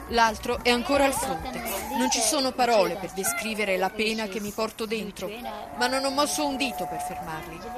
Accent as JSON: {"language": "Italian", "country": "Greece", "said": "sono greco."}